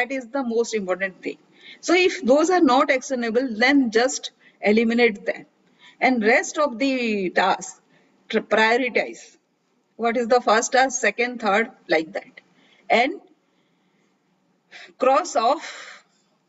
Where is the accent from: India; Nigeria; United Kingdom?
India; I am a lady from India